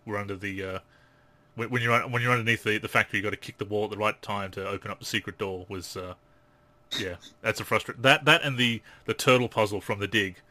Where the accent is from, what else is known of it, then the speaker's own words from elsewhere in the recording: Australia; as an Australian